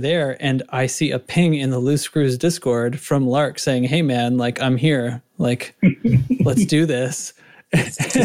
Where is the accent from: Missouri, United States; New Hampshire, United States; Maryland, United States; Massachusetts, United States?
New Hampshire, United States; New England, seacoast of; now in Cincinnati, United States; I grew up in New England near the seacoast of New Hampshire